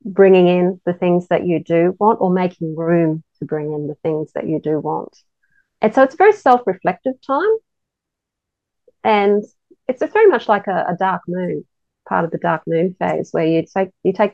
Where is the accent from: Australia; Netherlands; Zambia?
Australia; growing up in Australia, Christmas is always really hot and humid